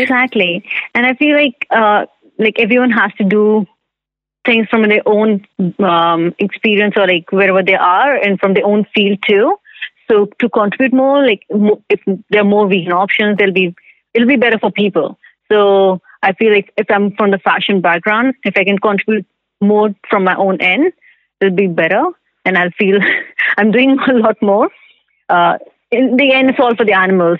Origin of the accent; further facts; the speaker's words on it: India; moved away as an adult; now in Vancouver, Canada; I'm from India. I moved to Vancouver about five years ago.